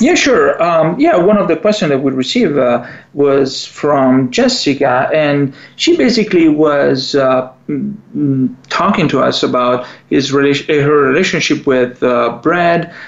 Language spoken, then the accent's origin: English; Italy; accent: Italian; English is a second language; moved away